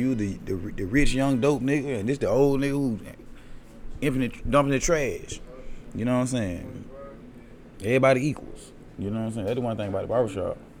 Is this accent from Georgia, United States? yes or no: yes; Atlanta, Georgia, United States; also born or lived in Decatur, Georgia; growing up in Decatur